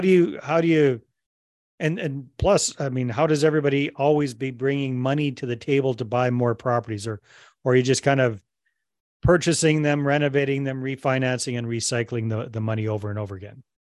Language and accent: English; Canada; I'm Canadian myself